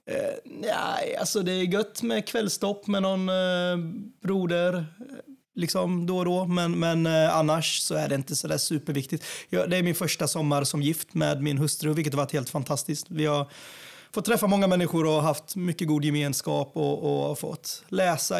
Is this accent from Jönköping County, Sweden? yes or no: yes; Jönköping, Jönköping County, Sweden; Strömsbergsskogen i Ljungarum där jag växte upp eh, i Jönköping.